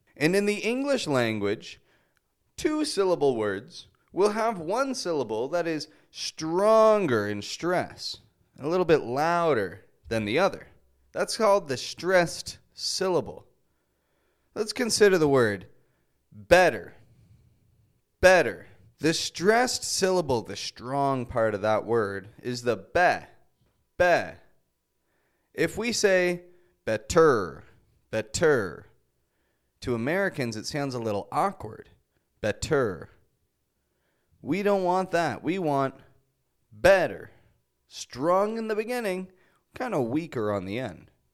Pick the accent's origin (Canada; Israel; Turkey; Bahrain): Canada; Toronto, Ontario; I'm from Toronto. That's in Canada.